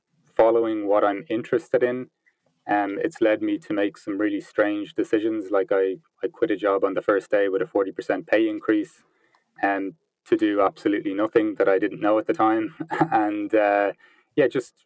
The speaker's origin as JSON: {"language": "English", "country": "Ireland", "tie": "born or raised there", "also_born_or_lived": "Vancouver / London / Peru", "moved": "as an adult", "lives_now": "Berlin, Germany", "said": "as you can probably tell by the accent, I'm from Ireland, but I haven't lived in Ireland for 10 years. I spent the first 25 years of my life in Ireland"}